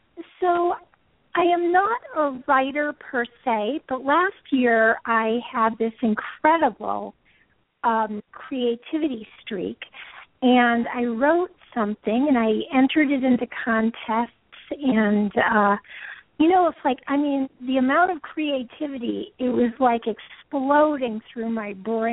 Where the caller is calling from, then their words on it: California, United States; I'm calling from California.